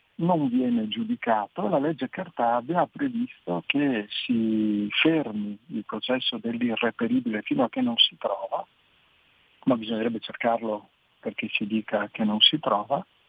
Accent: Veneto, Italy; io sono veneto, di noi veneti

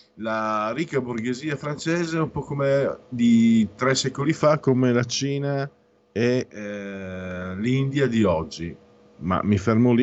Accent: Friuli-Venezia Giulia, Italy; vengo dal Friuli

